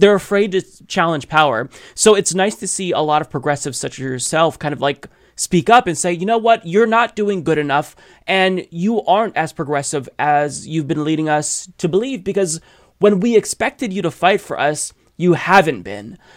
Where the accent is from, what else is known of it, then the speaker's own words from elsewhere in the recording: Portland, Oregon, United States; moved away; I grew up in Saint John's in Portland, Oregon. This is in North Portland